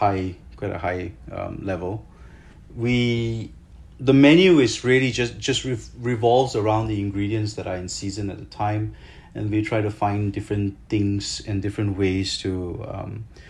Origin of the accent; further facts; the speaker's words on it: Malaysia; I'm a Malaysian native. I mean, I lived here, I was born here.